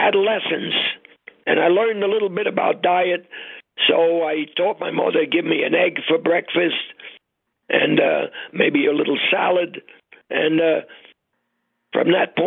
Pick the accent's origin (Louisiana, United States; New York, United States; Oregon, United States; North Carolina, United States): New York, United States; New York City; we grew up on the Lower East Side of Manhattan